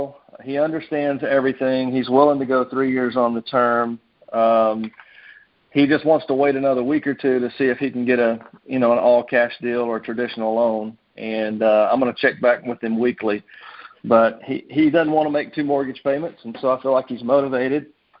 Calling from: Nashville, Tennessee, United States; Nashville, Tennessee.

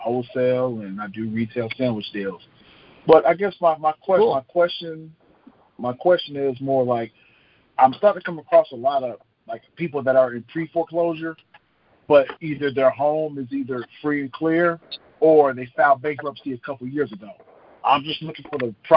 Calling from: West Georgia, United States; I'm calling from West Georgia.

